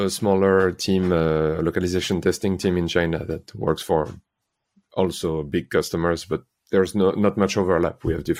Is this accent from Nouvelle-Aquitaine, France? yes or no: no; Nice, Provence-Alpes-Côte d'Azur, France; English is a second language; moved away as an adult; now in Helsinki, Finland; I'm from France. I was born in Nice. Mm-hmm. Explains the horrible accent. And I moved to Finland 13 years ago now